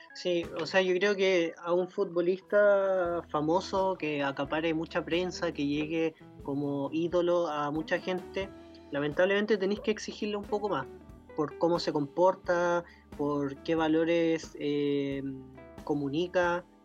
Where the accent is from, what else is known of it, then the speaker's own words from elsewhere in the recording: Chile; somos chilenos